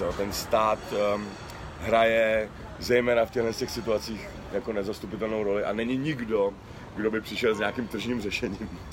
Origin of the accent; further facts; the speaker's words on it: Czechia; jsem se včera a dneska probouzel hrdý na to, že jsem Čech